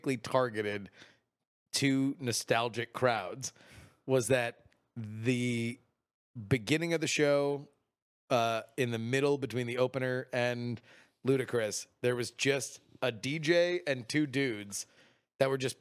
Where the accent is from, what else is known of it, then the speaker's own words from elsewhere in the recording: South Florida, United States; where I was growing up in South Florida